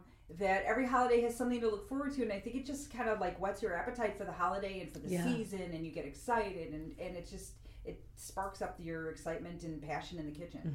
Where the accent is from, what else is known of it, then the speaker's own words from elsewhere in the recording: United States; I just like flour because I'm American.